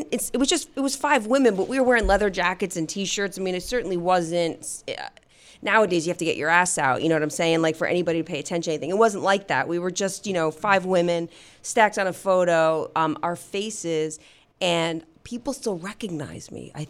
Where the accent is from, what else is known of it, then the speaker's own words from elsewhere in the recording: New Jersey, United States; I grew up in New Jersey.